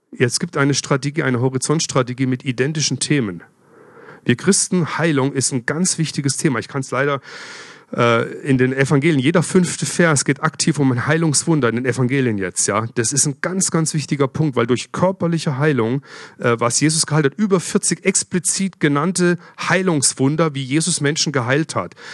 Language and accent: German; Freiburg, Baden-Württemberg, Germany; Ja, ich komme ja aus Freiburg, bin öfters durch Basel durchgefahren früher.